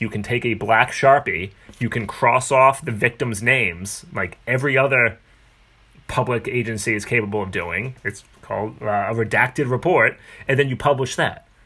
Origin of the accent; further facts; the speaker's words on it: Haverhill, Massachusetts, United States; accent: Boston; I grew up in Haverhill, Massachusetts, which is 35 minutes north of here